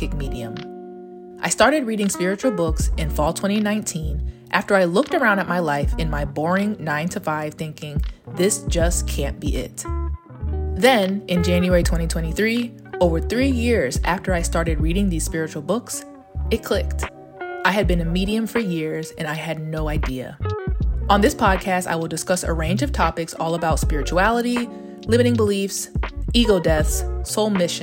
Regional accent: Stone Mountain, Georgia, United States; also born or lived in Atlanta, Georgia; I am from Stone Mountain, Georgia. I was born in 1991

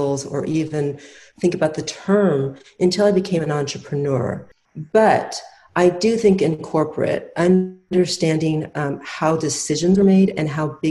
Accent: Midwest, United States; I grew up in the Midwest

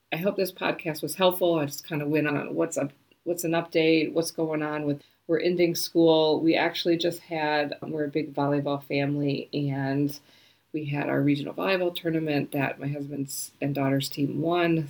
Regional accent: United States; moved away as an adult; now in New Zealand; I am an American, I am a Kiwi, and so I am actually going to become a citizen this month.

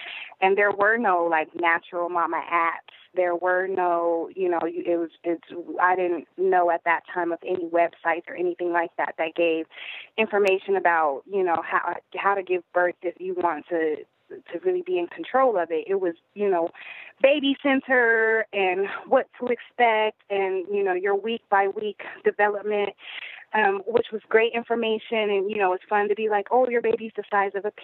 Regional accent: Denver, Colorado, United States; I am originally from Denver, which, is kind of an open-minded, hippie-ish town

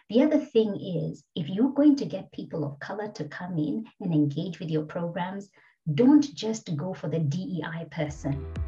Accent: Kenya; now in Australia; I'm a black migrant woman uh, from Kenya originally

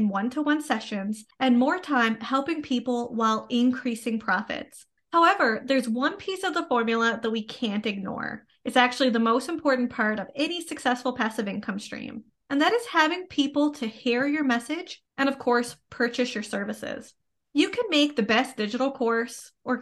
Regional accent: Canada; I am a Canadian social worker, business coach, and private practice owner.

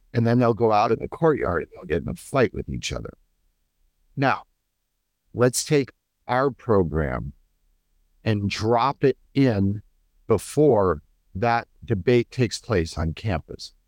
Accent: United States; as an American

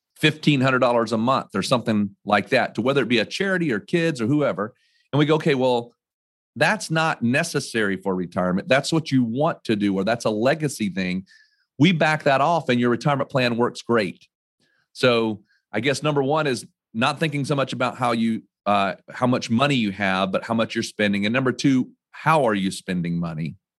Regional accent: North Carolina, United States; also born or lived in New York / Connecticut; I was born and raised in North Carolina

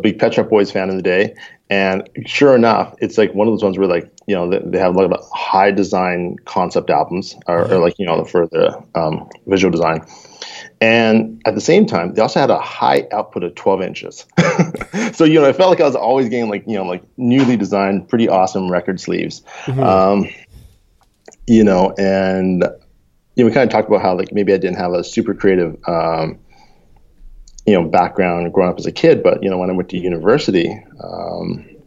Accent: Canada; also born or lived in United States / Bay Area, California; now in Seattle, United States; my parents moved up to Canada when I was a kid

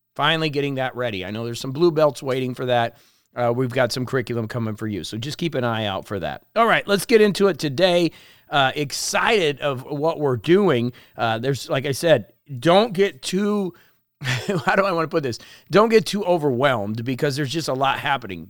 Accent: La Porte, Indiana, United States; moved away as an adult; also born or lived in Florida / Miami; when I grew up in LaPorte, I used to think that Chicago was so far away

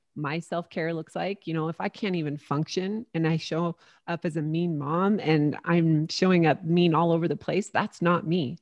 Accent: St. George, Utah, United States; moved away; back in my hometown of Saint George, Utah.

